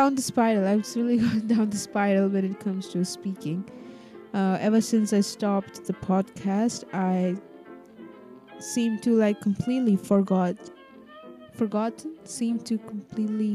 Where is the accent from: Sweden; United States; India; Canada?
India; Kerala; I come from Kerala, bro. It always rains here.